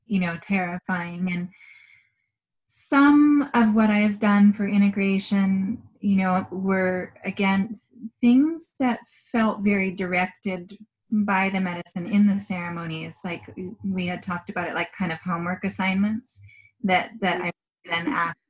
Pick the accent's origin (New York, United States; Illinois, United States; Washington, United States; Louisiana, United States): Washington, United States; moved away; where I grew up in Washington